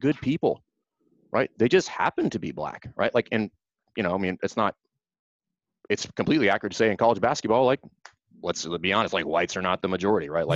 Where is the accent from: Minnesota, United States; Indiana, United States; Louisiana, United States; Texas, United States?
Louisiana, United States; South; I grew up in South Louisiana